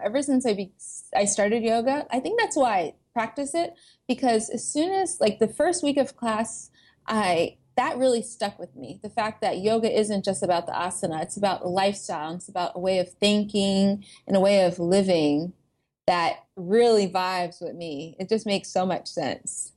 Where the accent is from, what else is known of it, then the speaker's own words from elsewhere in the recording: Atlanta, Georgia, United States; moved away as an adult; also born or lived in Boston; I came from Atlanta, Georgia, which is very diverse, um, especially the, the suburb that I grew up